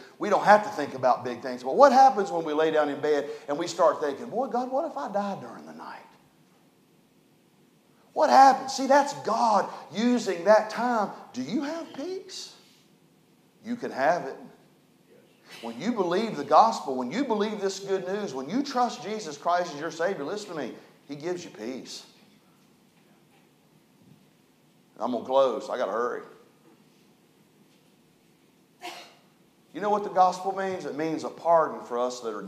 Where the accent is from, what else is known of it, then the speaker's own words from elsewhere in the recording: Hinton, West Virginia, United States; I was raised in West Virginia, a little town called Hinton.